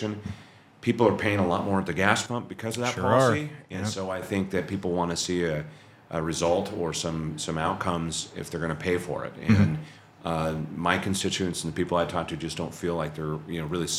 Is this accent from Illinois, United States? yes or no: no; Chehalis, Washington, United States; also born or lived in Seattle, Washington; born and raised in Chehalis, Washington, just about 30 miles south of here